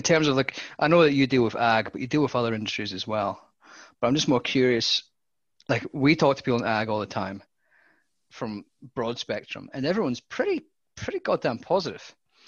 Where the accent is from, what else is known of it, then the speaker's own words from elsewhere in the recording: United Kingdom; now in Australia; Well, I'm actually Australian now.